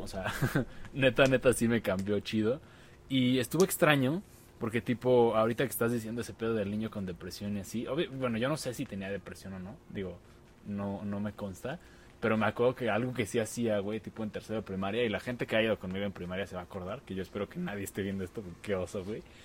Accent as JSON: {"language": "Spanish", "country": "Mexico", "said": "como buen niño mexicano jugamos a la WWE"}